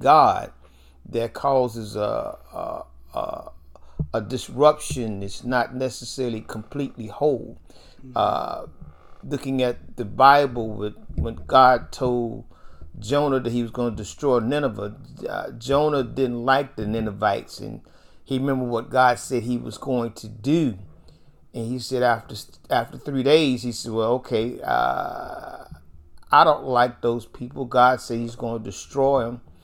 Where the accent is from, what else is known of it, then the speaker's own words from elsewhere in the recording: Nashville, Tennessee, United States; I grew up in North Nashville